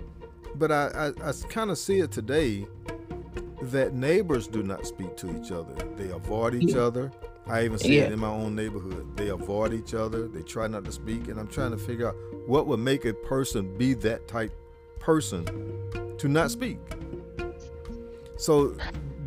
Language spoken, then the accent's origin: English; the South, United States; moved away as an adult; I am from the South.